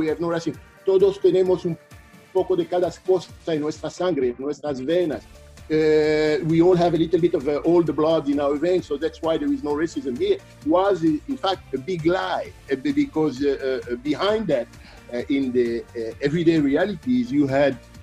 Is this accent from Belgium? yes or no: yes; Belgium; moved away as an adult; also born or lived in Democratic Republic of the Congo / Paris, France; But I grew up in Belgium